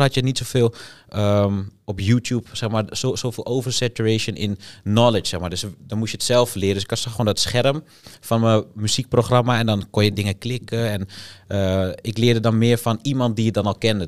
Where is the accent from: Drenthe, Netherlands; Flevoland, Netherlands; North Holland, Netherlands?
Flevoland, Netherlands; Almere; En ik kom uit Almere. Ik woon daar al mijn hele leven